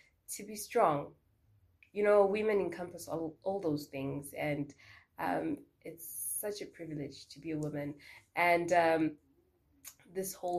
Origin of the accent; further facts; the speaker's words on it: Harare, Zimbabwe; now in Windhoek, Namibia; I am based in Windhoek, Namibia, but I'm originally from Harare, Zimbabwe.